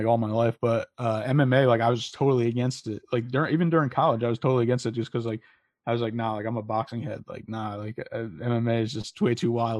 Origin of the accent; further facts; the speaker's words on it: West Haven, Connecticut, United States; Yeah, so I'm from originally from West Haven, Connecticut, born and raised. Then I went to Sacred Heart, as you mentioned. So another Connecticut connection.